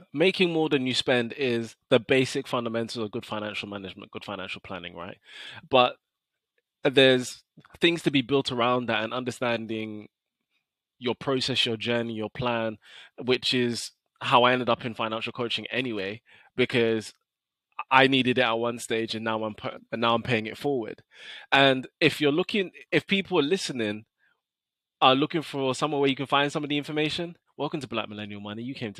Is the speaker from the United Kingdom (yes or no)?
yes; London, United Kingdom; I have an incredible academic track record, scholarships, but I'm still from South London.